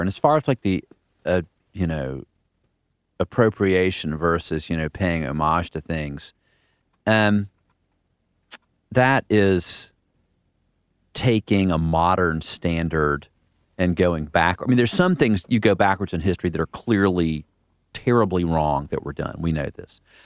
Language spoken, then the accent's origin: English; the South, United States; growing up in the South